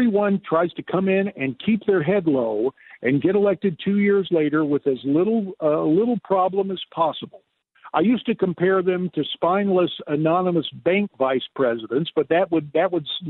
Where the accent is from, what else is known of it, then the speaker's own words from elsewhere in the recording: Arizona, United States; My home state of Arizona